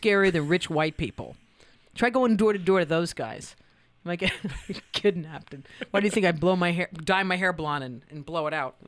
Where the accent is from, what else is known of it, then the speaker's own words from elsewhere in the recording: New York, United States; as a New Yorker